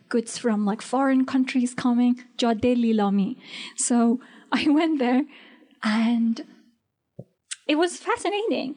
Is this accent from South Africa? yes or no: no; Iran; accent: Iranian; English is a second language; also born or lived in Herat, Afghanistan / Germany; now in New York City, United States; my accent was Iranian, because I was born there